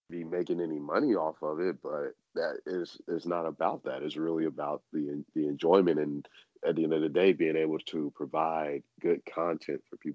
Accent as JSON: {"language": "English", "town": "New York City", "region": "New York", "country": "United States", "said": "being a New Yorker, I can."}